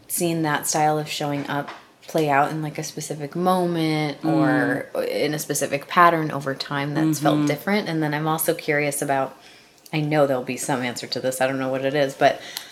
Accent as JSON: {"language": "English", "region": "Wisconsin", "country": "United States", "said": "I'm from Wisconsin"}